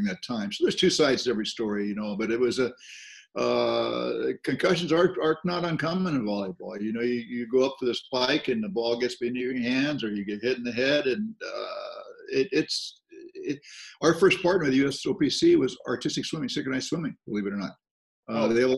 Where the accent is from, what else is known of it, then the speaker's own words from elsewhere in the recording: Southern California, United States; From Southern California